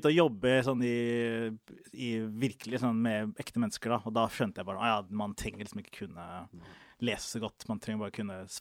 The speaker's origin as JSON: {"language": "Norwegian", "country": "Somalia", "said": "Er det fordi jeg er somalier, eller?"}